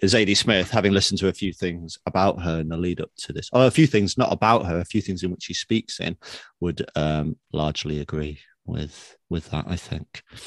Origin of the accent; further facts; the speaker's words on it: England, United Kingdom; I'm British